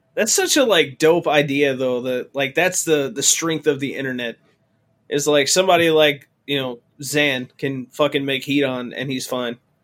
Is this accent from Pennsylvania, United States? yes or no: no; Mayfield, Kentucky, United States; now in Michigan, United States; My hometown barely exists anymore